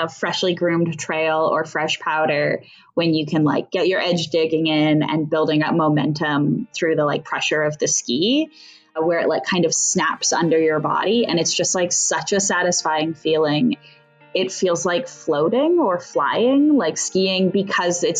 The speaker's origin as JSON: {"language": "English", "country": "Canada", "tie": "born or raised there", "said": "I grew up in Canada"}